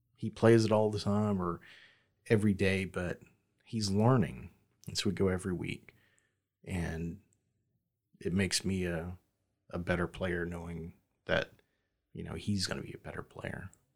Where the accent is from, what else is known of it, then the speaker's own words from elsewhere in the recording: the South, United States; growing up in the South